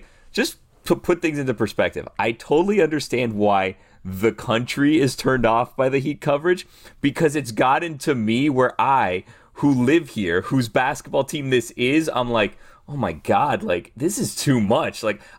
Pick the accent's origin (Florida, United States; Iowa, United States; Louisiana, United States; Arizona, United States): Florida, United States; Miami; And this is my hometown team. I grew up here.